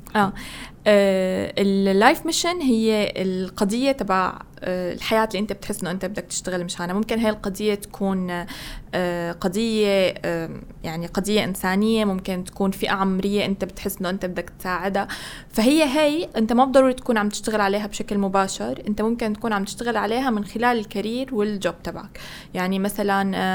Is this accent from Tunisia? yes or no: no; Syria; moved away as an adult; طلعت من سوريا يعني انا كان كل المجتمع التطوعي تبعي والكوميونتي ورك هو بسوريا